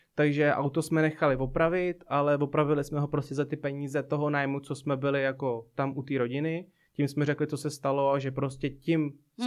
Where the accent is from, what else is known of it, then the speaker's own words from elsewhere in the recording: Blížejov, Plzeň Region, Czechia; Já byl vlastně na základní škole v takové malé obci